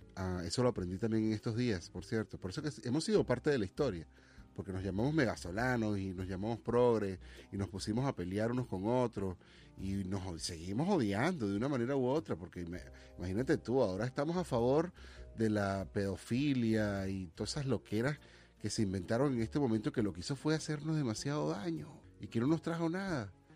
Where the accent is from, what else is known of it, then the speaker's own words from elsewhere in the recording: Venezuela; now in United States; como venezolano